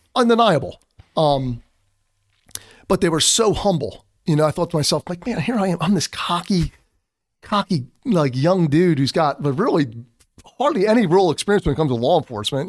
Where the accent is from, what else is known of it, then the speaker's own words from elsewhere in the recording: Philadelphia, Pennsylvania, United States; accent: Philadelphia; I'm from Philadelphia